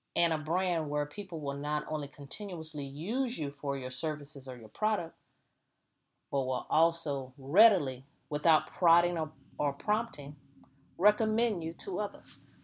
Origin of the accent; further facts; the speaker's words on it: the South, United States; I'm a Southerner.